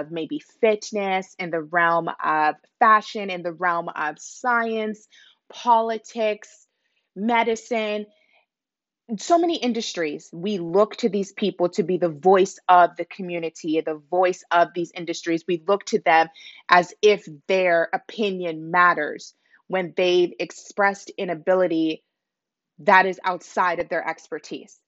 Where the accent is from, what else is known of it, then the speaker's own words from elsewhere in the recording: Nigeria; I'm Nigerian myself